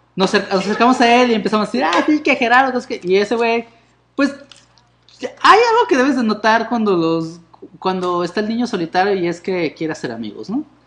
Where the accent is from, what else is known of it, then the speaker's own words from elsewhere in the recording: Mexico City, Mexico; yo también soy de Iztapalapa